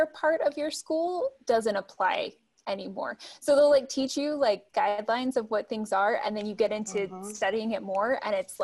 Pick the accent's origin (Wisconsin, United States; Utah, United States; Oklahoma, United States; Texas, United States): Utah, United States; also born or lived in Salt Lake City, Utah / Bountiful, Utah; Well, I grew up in Utah. First started in Salt Lake, and then moved to Bountiful when I was 11 or 12.